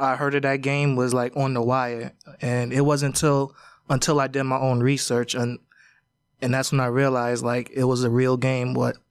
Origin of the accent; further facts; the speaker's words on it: New York City, New York, United States; I'm from Brooklyn